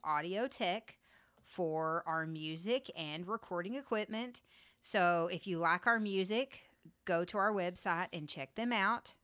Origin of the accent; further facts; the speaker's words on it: Texas, United States; I'm a Texan